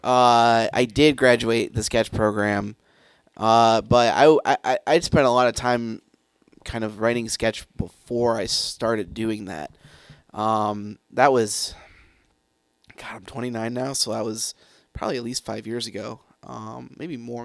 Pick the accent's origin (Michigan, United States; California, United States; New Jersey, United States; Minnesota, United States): Michigan, United States; Grand Rapids; where I grew up in Grand Rapids